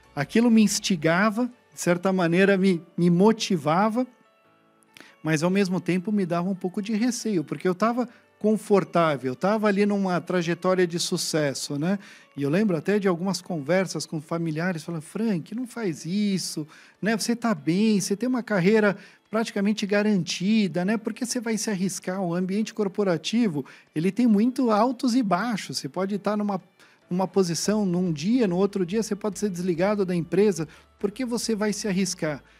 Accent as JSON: {"language": "Portuguese", "region": "São Paulo", "country": "Brazil", "tie": "born or raised there", "also_born_or_lived": "Baden, Switzerland", "said": "Então eu fui criado no Brasil, fui criado na Vila Mariana, em São Paulo"}